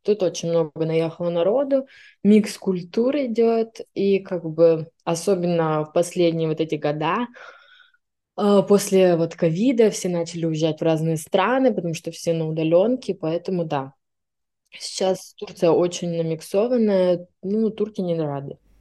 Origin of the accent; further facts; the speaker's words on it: Siberia, Russia; moved away as an adult; also born or lived in Irkutsk; now in Istanbul, Turkey; мне 25 лет, я из Сибири